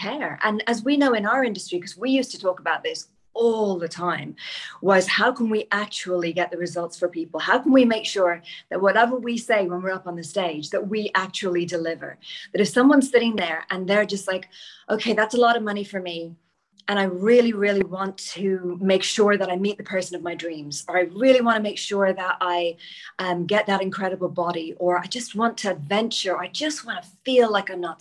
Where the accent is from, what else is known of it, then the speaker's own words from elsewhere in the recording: Ireland; now in United Kingdom; I'm Irish